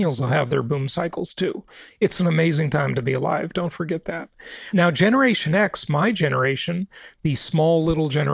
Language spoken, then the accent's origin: English; Los Angeles, California, United States; where I grew up in Los Angeles